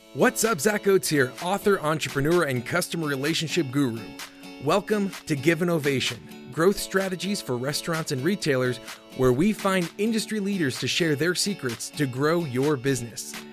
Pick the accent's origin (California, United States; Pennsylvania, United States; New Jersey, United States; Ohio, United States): New Jersey, United States; moved away as an adult; also born or lived in New York City; now in Utah, United States; I grew up in Jersey, I lived in New York City, but I've lived in Utah for a little bit too long